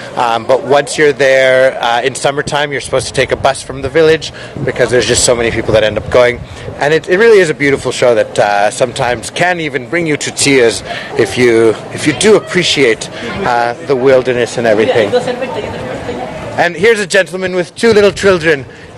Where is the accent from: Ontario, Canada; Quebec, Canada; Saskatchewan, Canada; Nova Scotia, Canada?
Quebec, Canada; Montreal; now in Whistler, Canada; But I live here in Whistler, and I'm born and raised in Montreal.